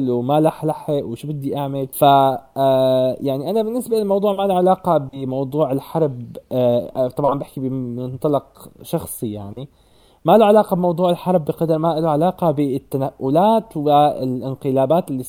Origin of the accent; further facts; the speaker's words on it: Syria; moved away as an adult; now in Norway; انا بما اني طلعت من سوريا وهلا مثلا عايش حياه مستقره برات سوريا